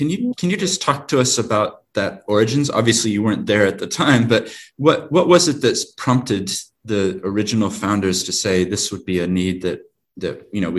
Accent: Christchurch, Canterbury, New Zealand; moved away as an adult; also born or lived in Wellington / England / Japan / Australia; I have an accent, but I actually grew up in New Zealand in Christchurch. I lived in Wellington. This is my home, but I lived in England for several years and then in Japan and in Australia.

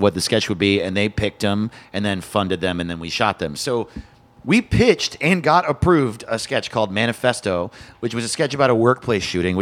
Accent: small town near Middletown, New York, United States; moved away; I grew up in a very small town removed from city life completely, and so we had to drive half an hour, like five towns away, to go to the nearest mall

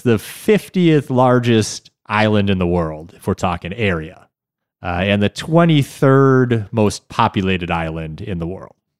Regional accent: United States; as an American

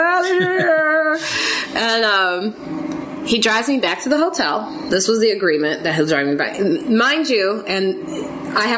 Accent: Chicago, Illinois, United States; I'm from Chicago, different areas of Chicago. He's from the south side, I'm from like the suburbs

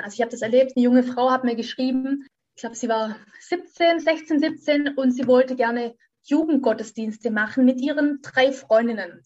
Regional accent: Göckingen, Baden-Württemberg, Germany; In diesem kleinen Dörfchen, wo ich aufgewachsen bin, das heißt Göckingen, das ist in, Baden-Württemberg, in Süddeutschland

